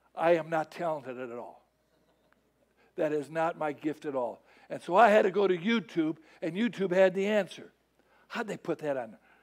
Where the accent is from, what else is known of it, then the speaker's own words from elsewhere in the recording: Chicago, Illinois, United States; moved away; I'm from Chicago. I know about snow